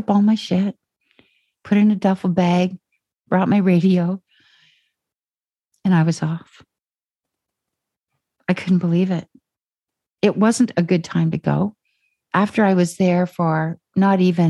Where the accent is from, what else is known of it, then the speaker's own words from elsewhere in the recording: Ontario, Canada; moved away as an adult; also born or lived in Calgary; now in Vancouver, Canada; I'm from Ontario